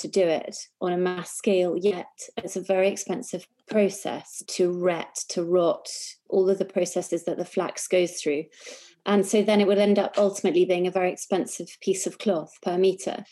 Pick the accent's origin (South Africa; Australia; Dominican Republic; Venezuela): South Africa; also born or lived in New York; now in England; I grew up in South Africa